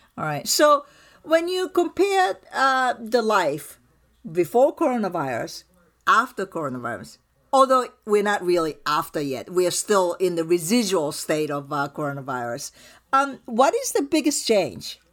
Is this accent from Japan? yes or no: yes; Japan; now in United States; I grew up in Japan, so we bow